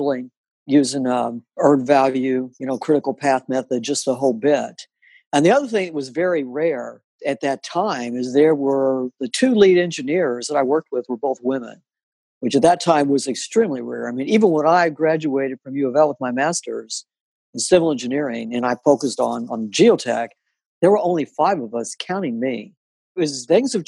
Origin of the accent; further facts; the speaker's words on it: Louisville, Kentucky, United States; moved away; I'm originally from Louisville, Kentucky